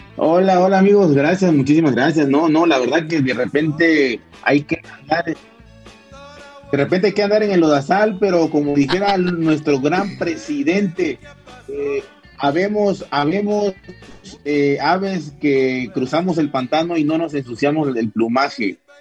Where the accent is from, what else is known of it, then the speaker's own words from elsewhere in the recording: Tabasco, Mexico; estaba a, hora y cuarto de donde, de donde yo nací